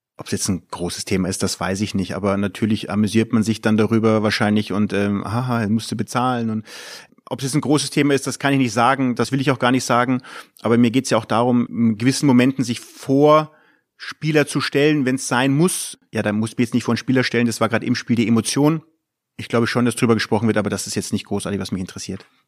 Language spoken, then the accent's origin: German; Munich, Bavaria, Germany; moved away as an adult; now in Mönchengladbach, Germany; Ich bin in München groß geworden